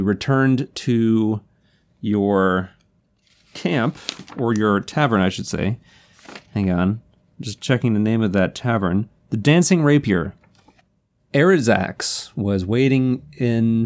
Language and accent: English; Canada; That's part of being Canadian